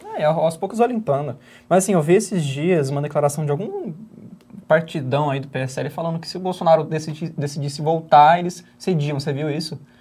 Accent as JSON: {"language": "Portuguese", "region": "Northeast Region", "country": "Brazil", "said": "Eu sou nordestino"}